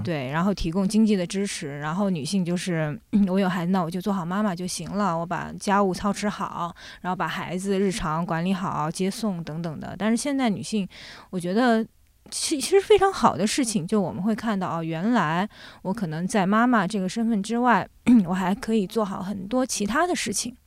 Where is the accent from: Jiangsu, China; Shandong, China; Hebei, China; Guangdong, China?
Jiangsu, China; also born or lived in Shanghai / France; now in Beijing, China; 后来我从上海跟着我父母又回到了我奶奶，爷爷奶奶家。我爷爷奶奶家其实就是在江苏的一个，呃，小村庄里面